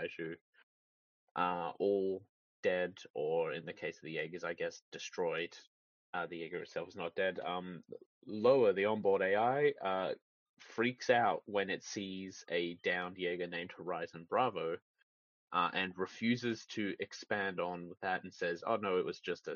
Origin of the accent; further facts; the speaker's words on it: Australia; As an Australian